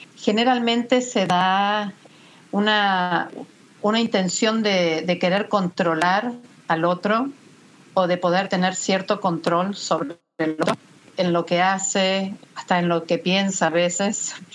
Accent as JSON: {"language": "Spanish", "country": "Argentina", "moved": "as an adult", "lives_now": "Miami, United States", "said": "soy argentina, egresada de la Universidad de El Salvador"}